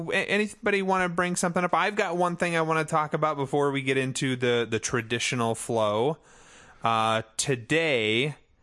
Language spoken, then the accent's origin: English; United States; I'm from America.